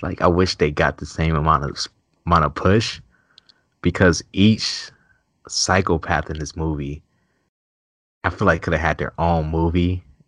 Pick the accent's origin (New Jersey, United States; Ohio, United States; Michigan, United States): Ohio, United States; Cleveland; I'm from Cleveland, so it's, like, city. suburbs